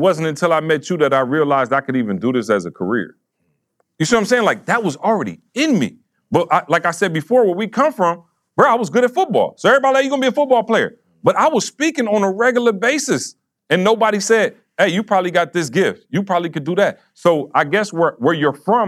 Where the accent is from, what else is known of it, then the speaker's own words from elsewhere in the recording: Lansing, Michigan, United States; I'm from Lansing